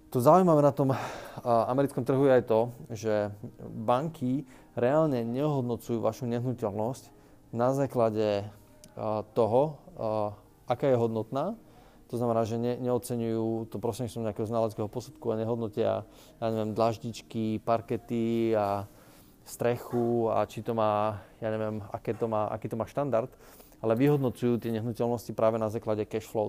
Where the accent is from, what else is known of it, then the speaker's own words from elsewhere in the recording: Bratislava, Bratislava Region, Slovakia; also born or lived in United States; U nás v Bratislave